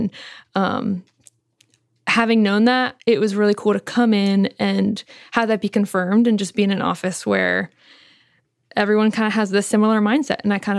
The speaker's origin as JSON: {"language": "English", "town": "State College", "region": "Pennsylvania", "country": "United States", "moved": "as an adult", "said": "I am originally from State College, Pennsylvania, but I'm currently at Indiana University"}